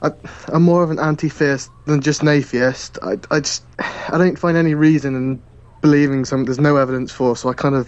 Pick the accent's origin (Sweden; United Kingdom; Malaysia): United Kingdom; South West England; I'm from Southwest, well, United Kingdom, Southwest, Tanford Moor, exactly.